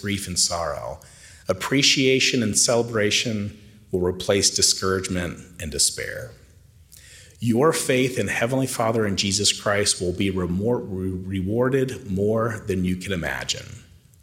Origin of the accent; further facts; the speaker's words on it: Tennessee, United States; the outskirts of my hometown in Tennessee